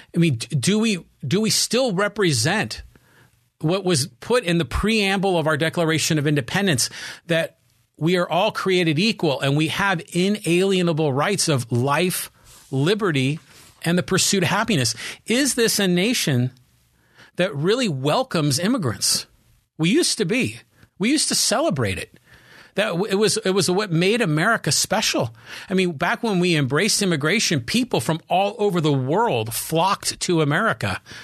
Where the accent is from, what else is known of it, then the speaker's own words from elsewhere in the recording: Poway, California, United States; my hometown of Poway, California